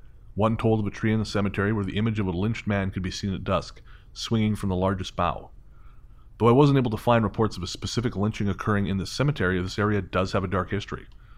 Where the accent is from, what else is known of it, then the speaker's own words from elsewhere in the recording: Michigan, United States; moved away as an adult; now in Florida, United States; I'm originally from Michigan myself. Like most of us, I heard all the crazy stories coming out of Florida. After living here for about 10 years now